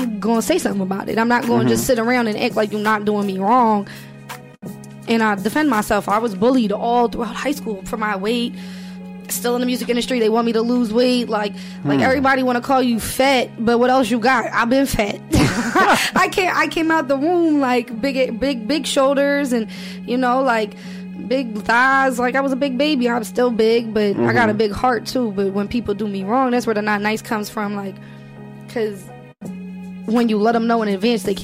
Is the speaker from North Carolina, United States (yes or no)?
yes; North Carolina, United States; also born or lived in New Orleans, Louisiana / Radnor, Pennsylvania; now in Philadelphia, United States; I'm from North Carolina, but I live in North Philly and Juniata in the Badlands.